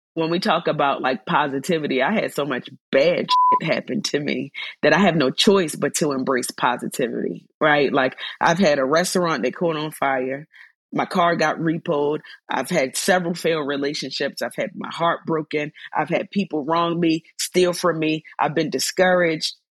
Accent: Baltimore, Maryland, United States; Baltimore, my hometown

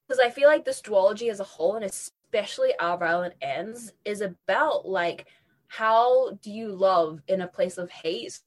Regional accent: New Zealand; moved away as an adult; I grew up in New Zealand

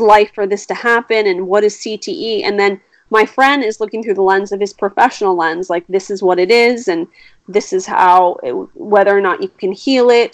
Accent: East Coast, United States; moved away; I've lived here for a long time, but I will always be an East Coast girl. I am very East Coast

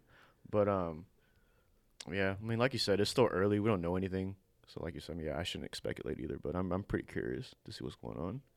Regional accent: United States; I was born in America

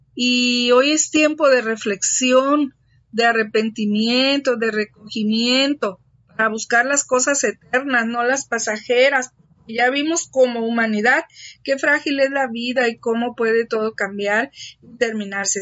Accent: Tabasco, Mexico; un río de aquí de mi tierra

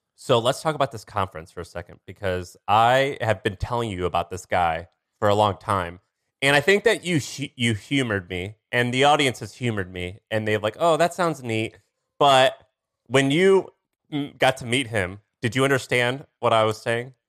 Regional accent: Missouri, United States; I'm from Missouri.

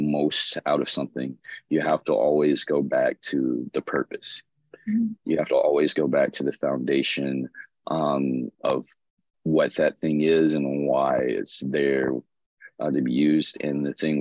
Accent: Birmingham, Alabama, United States; moved away as an adult; also born or lived in Tuscaloosa, Alabama / Montgomery, Alabama; now in Los Angeles, United States; I lived in Birmingham, Alabama, which is where I was born and raised.

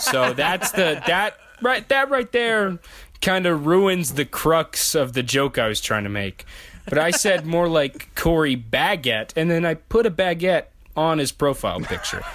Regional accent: the South, United States; as a Southerner

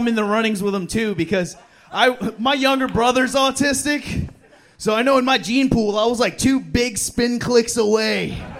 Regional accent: Philippines; No, I'm Filipino. I'm a water Mexican.

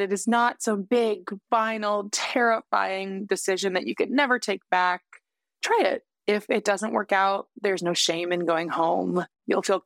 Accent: Canada; moved away as an adult; now in United States; as a Canadian who moved to the States

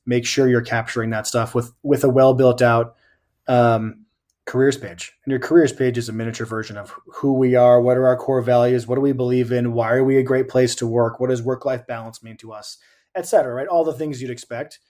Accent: Southern New Hampshire, United States; also born or lived in Boston, Massachusetts; now in Cleveland, United States; I grew up in Southern New Hampshire and lived, lived in Boston for a whole bunch of years.

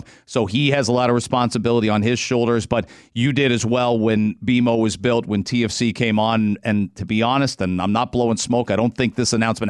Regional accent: England, United Kingdom; moved away; I'm from England originally.

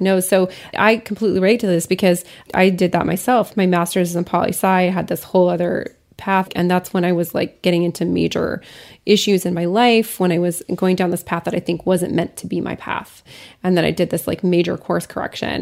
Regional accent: Lafayette, Colorado, United States; my hometown, Lafayette, Colorado

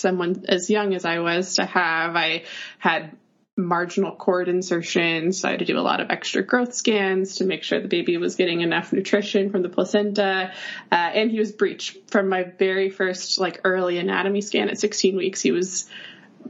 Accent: North Carolina, United States; moved away as an adult; now in New York, United States; I am from North Carolina originally

